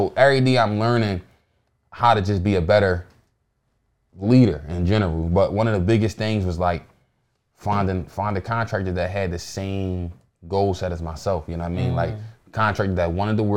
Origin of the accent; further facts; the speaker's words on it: Philadelphia, Pennsylvania, United States; I'm from North, so everything is like North.